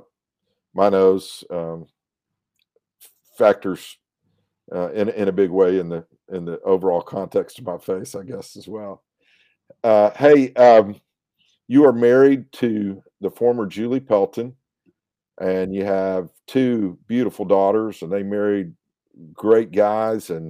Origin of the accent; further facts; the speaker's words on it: Elk City, Oklahoma, United States; a simpler life back then in Elk City, Oklahoma, as a 3.5-year-old boy